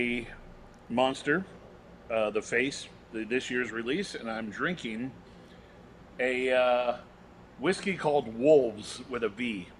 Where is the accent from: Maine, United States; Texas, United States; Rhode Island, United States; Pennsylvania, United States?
Maine, United States; also born or lived in Los Angeles, California; now in Miami, United States; No, I'm from Maine. Born and raised.